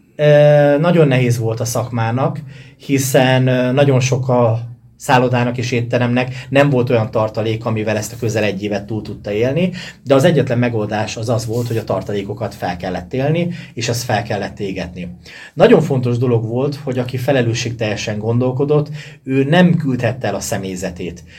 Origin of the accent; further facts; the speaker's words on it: Sárospatak, Borsod-Abaúj-Zemplén, Hungary; gyerekként a szálloda falai között nőttem fel